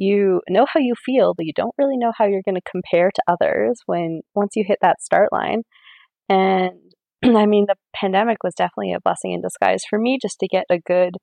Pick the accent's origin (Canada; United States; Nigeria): Canada; Maple Ridge, British Columbia; I am from Maple Ridge, BC, Canada.